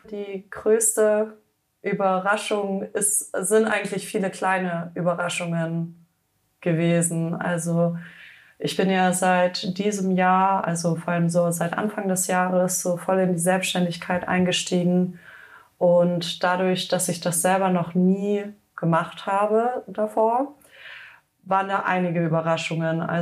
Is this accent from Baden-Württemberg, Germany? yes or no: yes; Hüfingen, Baden-Württemberg, Germany; Ich komme ursprünglich aus dem schönen Schwarzwald, äh, aus Hüfingen, um genau zu sein. Und äh, dort bin ich aufgewachsen